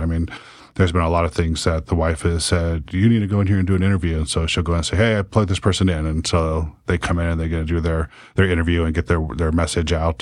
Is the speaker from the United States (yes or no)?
yes; Salem, Oregon, United States; born or raised there; also born or lived in Ontario, Oregon